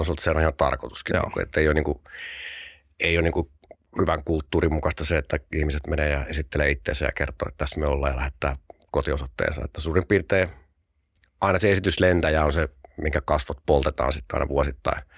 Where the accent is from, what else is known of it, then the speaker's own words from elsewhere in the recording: Tampere, Pirkanmaa, Finland; also born or lived in Riihimäki; mä oon syntynyt Tampereella, sitten semmoinen musta hetki, mä asunut Riihimäellä nuoruuden, mutta sitten sit, mä en kerro koskaan kenellekään, mutta sit mä oon syntynyt Tampereella ja asunut Tampereella